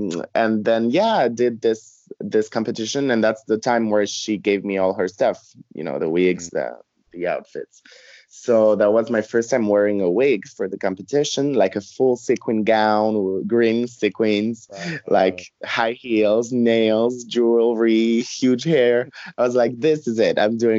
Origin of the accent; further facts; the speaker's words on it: Dominican Republic; also born or lived in Montreal, Canada; Yeah, I was born in Montreal. And then we moved, when I was two, we moved to Dominican Republic, where my parents used to live before going to Canada.